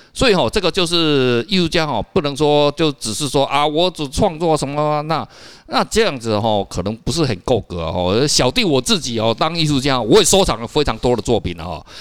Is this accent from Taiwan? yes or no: yes; Taiwan; 我们台湾话叫秋刀